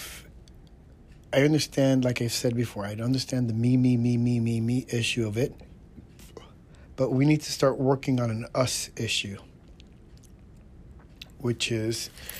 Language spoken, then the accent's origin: English; New York City, New York, United States; moved away; I am from New York City